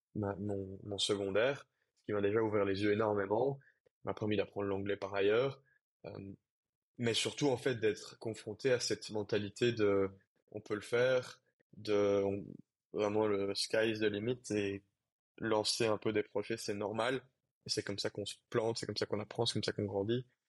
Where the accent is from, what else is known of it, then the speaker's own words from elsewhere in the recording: Brussels, Brussels-Capital Region, Belgium; moved away; Quand tu viens de mon milieu, c'est-à-dire un milieu euh, assez bourgeois, privilégié, euh, bruxellois, euh, avec une famille bilingue